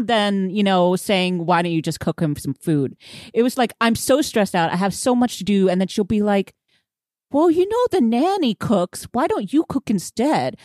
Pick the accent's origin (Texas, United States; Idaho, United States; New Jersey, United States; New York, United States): Texas, United States; Houston; I am from Houston, um, and I am Vietnamese